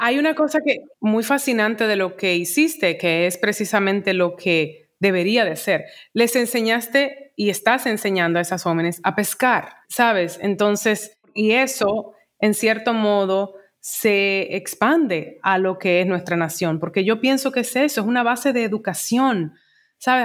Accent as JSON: {"language": "Spanish", "country": "Dominican Republic", "said": "como dominicana"}